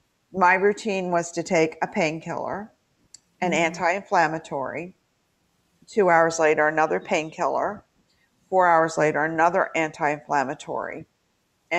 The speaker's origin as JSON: {"language": "English", "region": "West Virginia", "country": "United States", "tie": "born or raised there", "said": "my home state of West Virginia"}